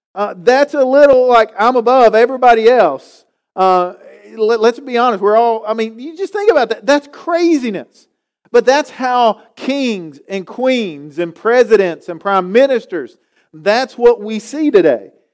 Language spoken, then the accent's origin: English; Galax, Virginia, United States; moved away as an adult; also born or lived in Winston-Salem; growing up in Galax